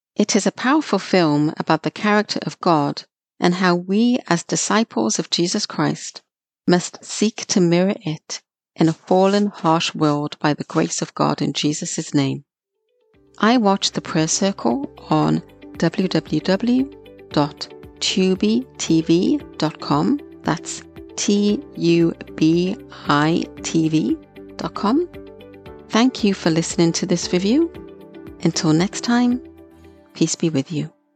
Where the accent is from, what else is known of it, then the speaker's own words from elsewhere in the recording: Wales, United Kingdom; growing up in Wales, United Kingdom.